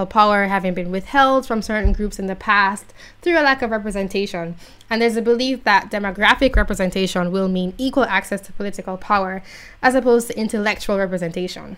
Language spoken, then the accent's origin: English; Jamaica; I'm from Jamaica